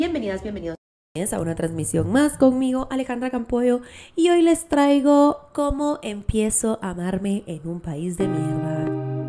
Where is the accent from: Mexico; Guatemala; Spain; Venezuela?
Guatemala; moved away; nuestro país, Guatemala